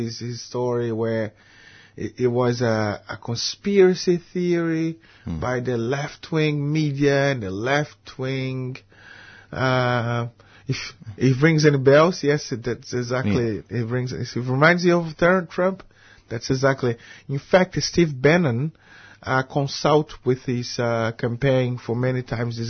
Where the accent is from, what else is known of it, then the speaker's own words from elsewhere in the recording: Brazil; moved away as an adult; now in Melbourne, Australia; I've been here for 16 years in Australia. I'm happy to feel as an Australian Brazilian expat, and all my old Brazilian friends